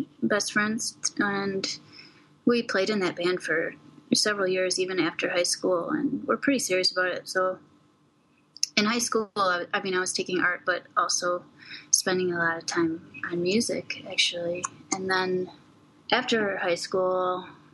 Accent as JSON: {"language": "English", "town": "Verona", "region": "Wisconsin", "country": "United States", "tie": "born or raised there", "also_born_or_lived": "Madison, Wisconsin", "moved": "as an adult", "lives_now": "Bangkok, Thailand", "said": "I grew up on a small farm just outside of Verona, Wisconsin, which is just outside Madison"}